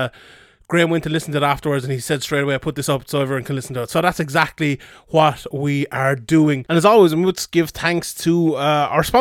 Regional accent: the Southwest, Southwest Ireland, Ireland; I'm from the Southwest myself

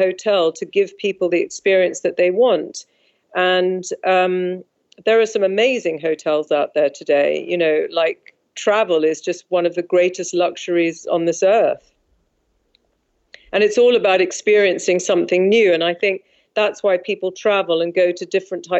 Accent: London, United Kingdom; also born or lived in South Africa; my father was British, and I've lived in London all my life.

